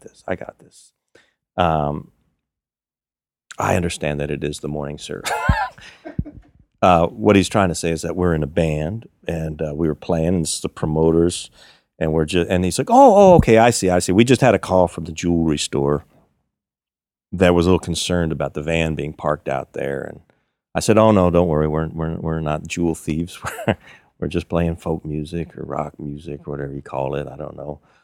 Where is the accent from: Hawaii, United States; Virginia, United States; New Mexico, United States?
Virginia, United States; also born or lived in Kingston, New York; I'm from Virginia. Well, I grew up in Virginia